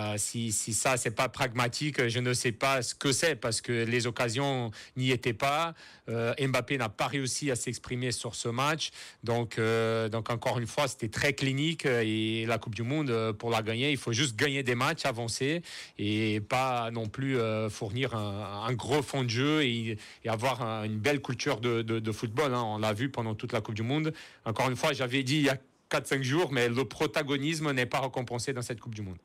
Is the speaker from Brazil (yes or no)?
yes; Brazil; moved away; en tant que Brésilien